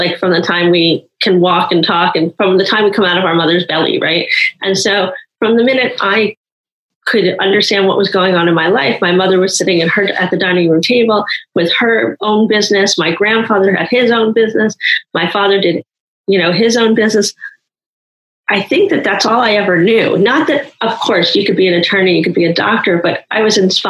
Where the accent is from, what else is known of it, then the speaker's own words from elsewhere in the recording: New York, United States; moved away as an adult; now in San Francisco Bay Area, United States; I come from New York